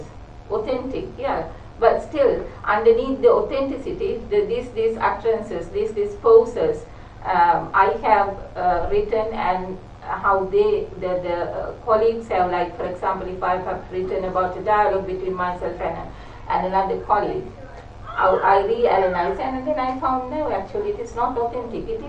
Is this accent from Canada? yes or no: no; Sri Lanka; moved away as an adult; now in United Kingdom; I come from Sri Lanka, and it is very close to India